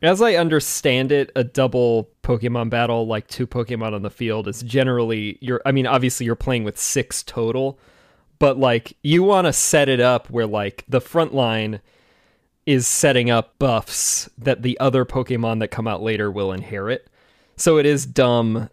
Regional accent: Washington, United States; I'm from Washington

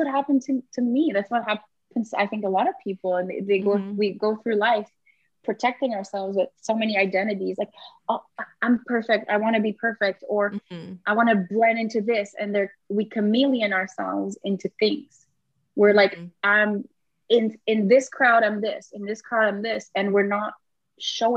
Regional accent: Canada; moved away; I am French Canadian.

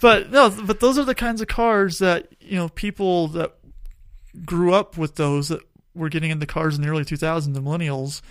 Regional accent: Tucson, Arizona, United States; I grew up in Tucson.

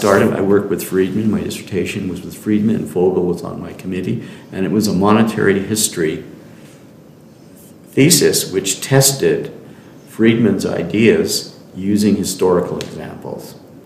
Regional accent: Canada

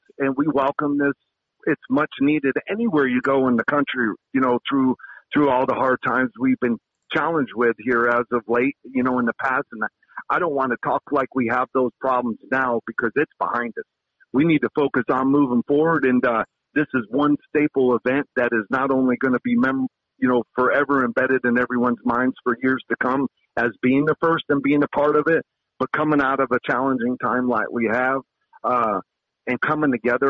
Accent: Kissimmee, Florida, United States; moved away as an adult; now in Alaska, United States; that's my hometown. Kissimmee St. Cloud is where it all started for me

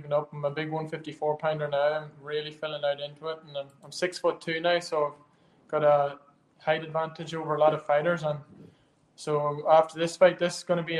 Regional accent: Ireland; we're Irish as well

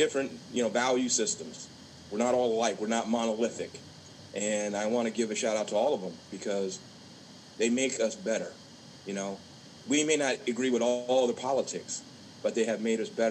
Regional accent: Orange County, Southern California, United States; I was raised in Southern California. And I was raised in this place called Orange County

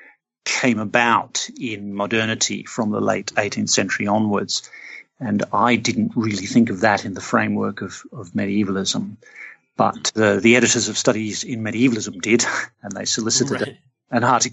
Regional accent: Australia; I'm Australian. I grew up in an Australian city

